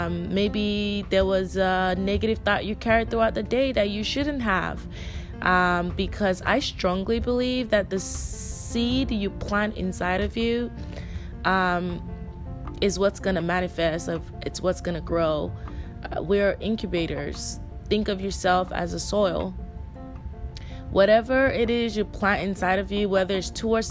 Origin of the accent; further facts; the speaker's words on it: Nigeria; I'm Nigerian. I grew up in a very traditional Nigerian home